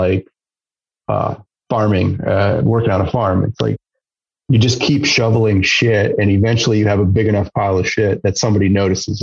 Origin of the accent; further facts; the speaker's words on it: La Crosse, Wisconsin, United States; growing up in Wisconsin, the Driftless and lacrosse